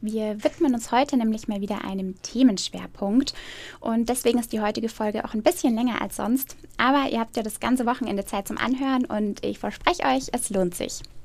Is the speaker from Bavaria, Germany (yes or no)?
yes; Eckersmühlen, Bavaria, Germany; das ist tatsächlich auch mein Heimat Heimatort und da ist man als Eckersmühlner natürlich nochmal besonders stolz drauf